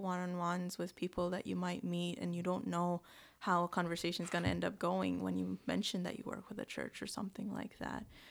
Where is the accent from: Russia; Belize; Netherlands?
Belize; moved away as an adult; now in Newfoundland, Canada; I grew up in Belize, a small country in Central America near Mexico, and I came to Newfoundland in about twenty sixteen